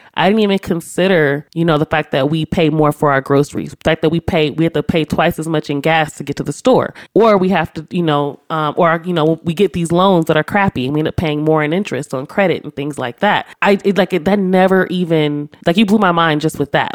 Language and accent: English; Los Angeles, California, United States; I grew up in South Central my entire life